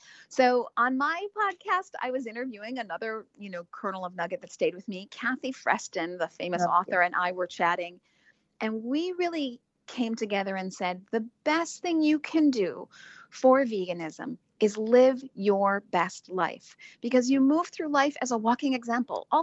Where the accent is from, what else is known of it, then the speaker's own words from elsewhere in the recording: Chicago, Illinois, United States; I'm from Chicago originally